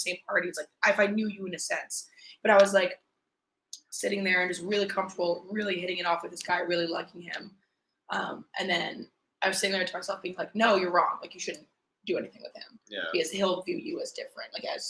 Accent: Northeast, United States; But it's different down there. I was born and raised in the Northeast. Like, it's not the same.

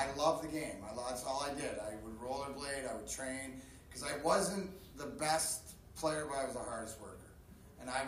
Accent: Windsor, Ontario, Canada; also born or lived in Vancouver; I was born in 72 in Vancouver, but I grew up in just outside of Windsor, Ontario, which is borders Detroit

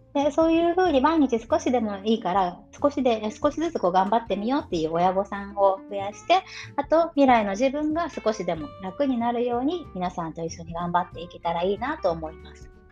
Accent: Japan; first language Japanese; 自分の話す言語日本語自分が普段使っている何気なく使っているこの母国語としての日本語

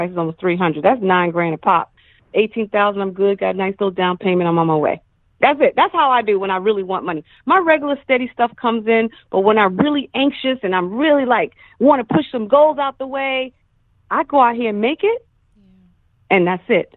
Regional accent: New York, United States; I'm from New York.

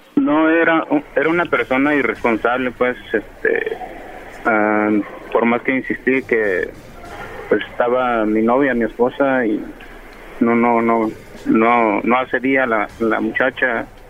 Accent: Guerrero, Mexico; moved away; yo soy del estado de Guerrero

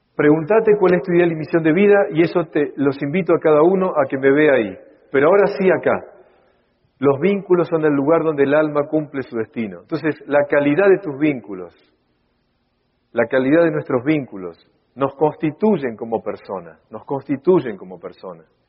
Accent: Buenos Aires, Argentina; Yo soy porteño y de Argentina

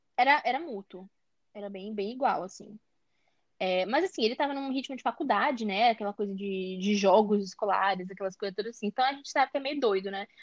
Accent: São Luís, Maranhão, Brazil; Eu sou do Maranhão, São Luís Maranhão

